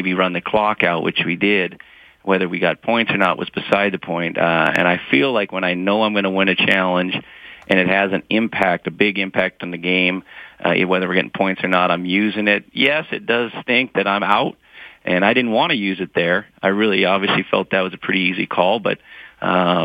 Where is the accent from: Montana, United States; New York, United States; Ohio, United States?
Montana, United States; I grew up in Montana.